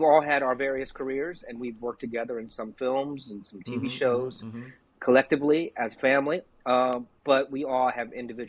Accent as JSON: {"language": "English", "town": "Pittsburg", "region": "California", "country": "United States", "also_born_or_lived": "Los Angeles, California", "moved": "as an adult", "said": "we're from the Bay Area, Pittsburgh, California"}